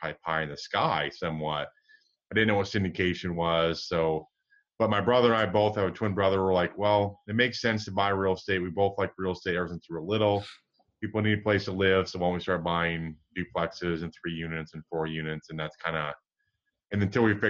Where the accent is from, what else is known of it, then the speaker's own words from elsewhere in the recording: Michigan, United States; moved away; I grew up in Michigan